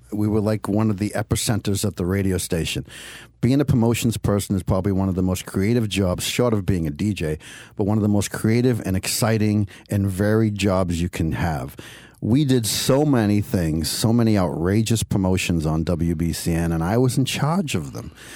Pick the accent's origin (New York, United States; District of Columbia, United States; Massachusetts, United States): Massachusetts, United States; Cambridge; I was born and raised in Cambridge, Massachusetts